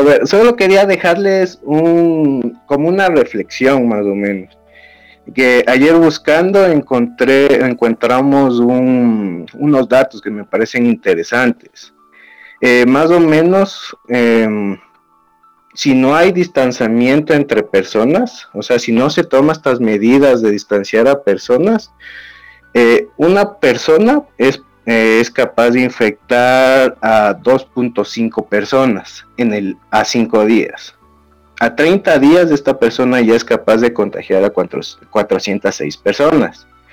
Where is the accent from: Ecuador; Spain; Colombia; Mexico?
Ecuador; acá en mi país, en Ecuador